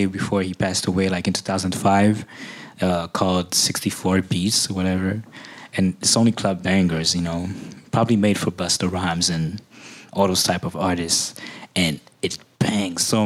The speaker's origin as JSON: {"language": "English", "country": "Haiti", "said": "I come from Haiti where, you know, very Caribbean influences"}